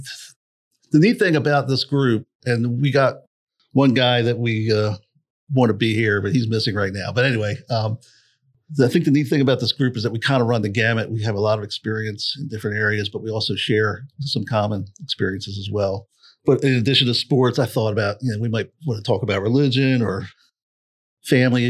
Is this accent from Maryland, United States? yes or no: yes; Bel Air, Maryland, United States; we're all from Bel Air, Maryland area. In case anybody's wondering. So we're on the East Coast